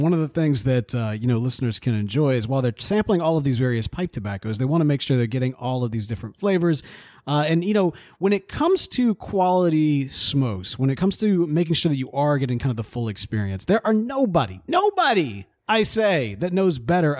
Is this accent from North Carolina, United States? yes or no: yes; North Carolina, United States; also born or lived in Virginia; All of the old tobacco barns I grew up around down in North Carolina and the South Side of Virginia have the fire outside of the barn with the flue running through the barn.